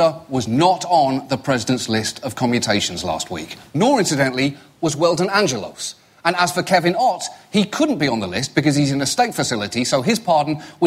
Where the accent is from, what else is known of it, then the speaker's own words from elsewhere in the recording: United Kingdom; moved away; I'm British